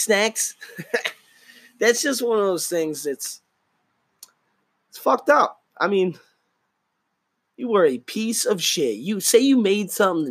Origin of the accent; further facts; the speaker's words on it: United States; I'm an American